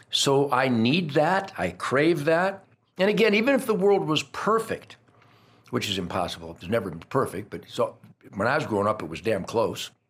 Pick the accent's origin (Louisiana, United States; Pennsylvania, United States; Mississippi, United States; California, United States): Pennsylvania, United States; Fryburg; yes, well, I was raised hunting groundhogs in Fryburg, Pennsylvania.